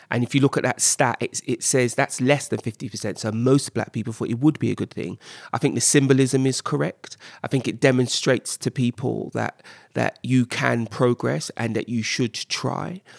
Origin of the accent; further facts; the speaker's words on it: Jamaica; I mean, I'm Jamaican, I, I, get it